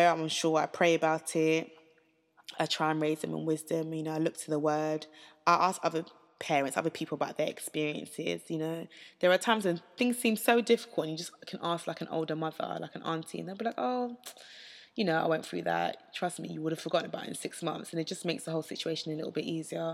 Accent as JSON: {"language": "English", "country": "United Kingdom", "tie": "born or raised there", "said": "I went to a state school in the UK."}